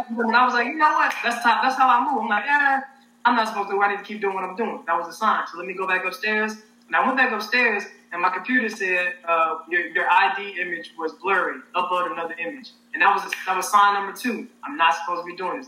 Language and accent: English; Helena, Arkansas, United States; moved away as an adult; now in Los Angeles, United States; I'm from Helena, Arkansas, so Southeast Arkansas.